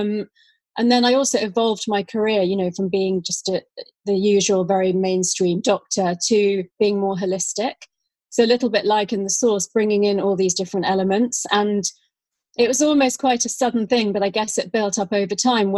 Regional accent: London, United Kingdom; also born or lived in Australia; I grew up in London

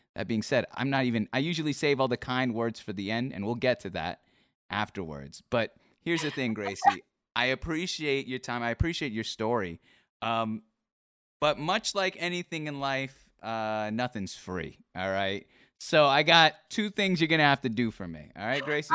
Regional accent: Seattle, Washington, United States; I'm from Seattle

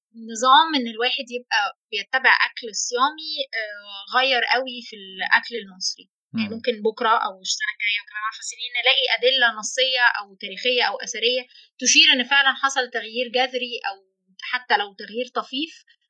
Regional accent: Egypt; احنا عندنا هنا

